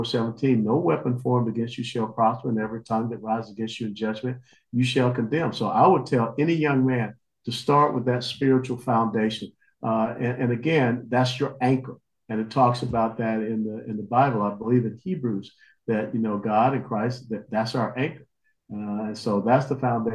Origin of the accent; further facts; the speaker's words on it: Georgia, United States; I grew up in Georgia, SEC football